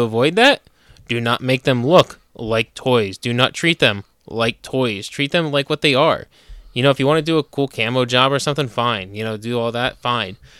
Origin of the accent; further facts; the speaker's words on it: New Jersey, United States; moved away as an adult; now in Pennsylvania, United States; I'm from New Jersey. I, I was born and raised in New Jersey